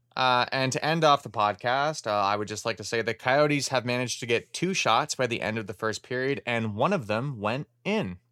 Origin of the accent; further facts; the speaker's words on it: Canada; as a Canadian hockey fan